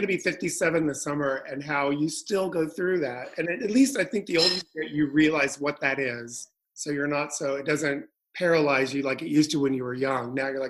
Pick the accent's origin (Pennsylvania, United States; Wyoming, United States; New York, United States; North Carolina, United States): New York, United States; And as a New Yorker, I never get to drive anywhere.